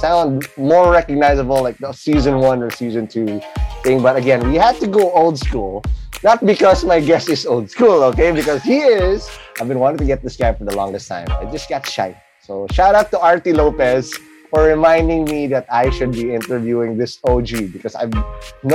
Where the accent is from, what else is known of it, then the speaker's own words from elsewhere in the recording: Quezon City, Metro Manila, Philippines; I grew up in Kamuning Road in CIIT.